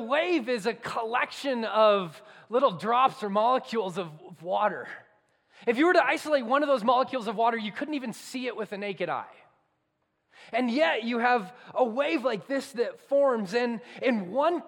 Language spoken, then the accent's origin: English; Southern California, United States; moved away; I grew up in Southern California, and I grew up going to the beach